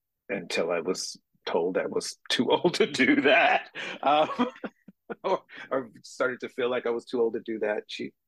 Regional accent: Bessemer City, North Carolina, United States; moved away as an adult; now in Philadelphia, United States; I'm originally from a town in North Carolina called Bessemer City.

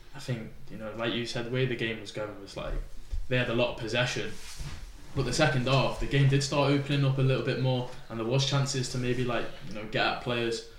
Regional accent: Chester, North West England, United Kingdom; I was from Chester so I got took out of my school

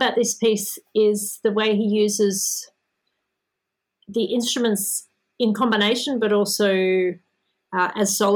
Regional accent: Melbourne, Victoria, Australia; Melbourne, which is my hometown where I live

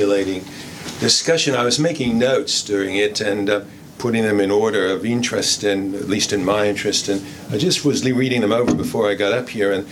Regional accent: Western Australia, Australia; my home state of Western Australia

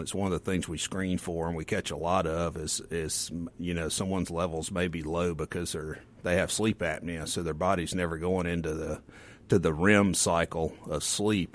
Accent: the Mississippi Delta, United States; I grew up in the Delta

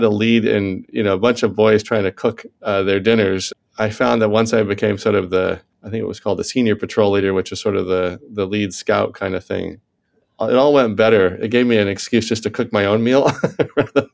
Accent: Indianapolis, Indiana, United States; moved away; I was born in Indianapolis, Indiana, and raised in Indiana. I lived there through my formative years

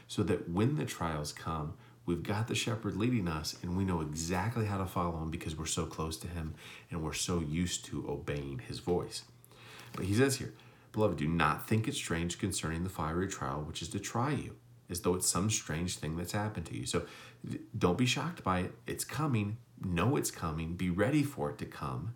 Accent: United States; as American Christians

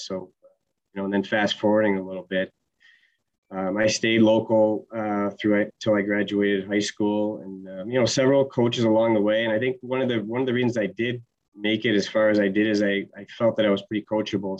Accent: Utica, New York, United States; also born or lived in Georgia; him and my mom are from upstate New York, so I think I was two when we moved back north

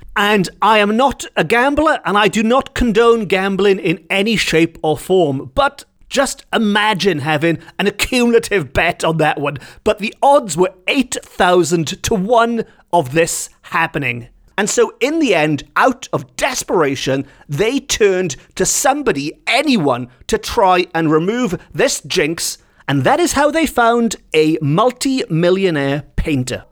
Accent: Wales, United Kingdom

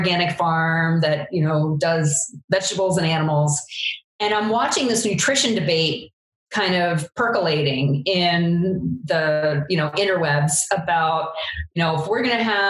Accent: Eastern Long Island, New York, United States; I grew up on Eastern Long Island and worked on farms as my summer job

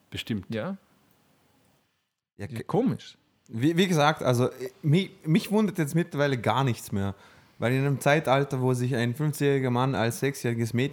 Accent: Vorarlberg, Austria; wir kommen alle aus Vorarlberg

